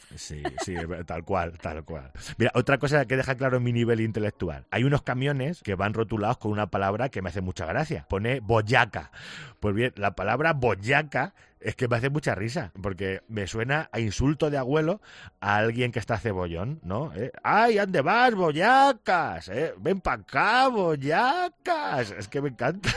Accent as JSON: {"language": "Spanish", "town": "Picón", "region": "Castilla-La Mancha", "country": "Spain", "said": "yo estoy en en Picón, mi pueblo tiene 690 habitantes"}